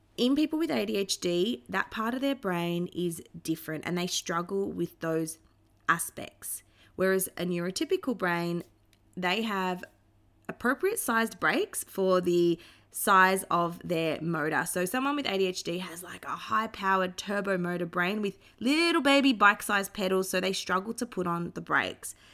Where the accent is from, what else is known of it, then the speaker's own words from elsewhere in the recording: Melbourne, Victoria, Australia; I grew up in Melbourne, Australia